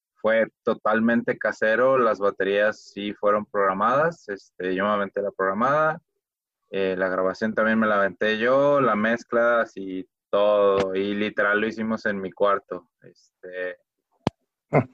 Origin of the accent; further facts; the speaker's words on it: Guadalajara, Jalisco, Mexico; todos somos de Guadalajara